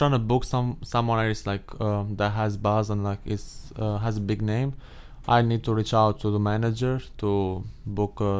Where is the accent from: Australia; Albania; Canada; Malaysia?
Albania; moved away as an adult; now in Massachusetts, United States; Albania. Albania. So, yeah, southeastern Europe.